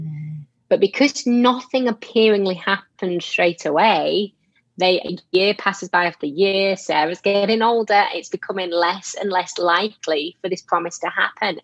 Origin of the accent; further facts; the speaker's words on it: Yorkshire and the Humber, United Kingdom; moved away as an adult; now in England; lived there my whole whole life growing up, and only moved out of there about seven years ago. Um, so I'm a little further down, still in England